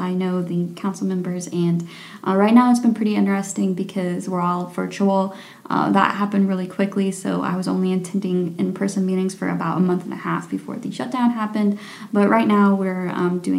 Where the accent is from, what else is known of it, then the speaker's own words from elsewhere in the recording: Robinson, Illinois, United States; moved away as an adult; also born or lived in Galesburg, Illinois / Goldsboro, North Carolina; now in Bloomington, United States; I grew up in Robinson